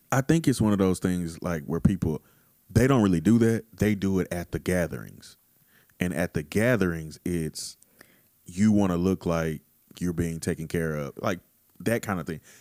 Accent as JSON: {"language": "English", "region": "Texas", "country": "United States", "tie": "born or raised there", "said": "growing up in Texas my whole life"}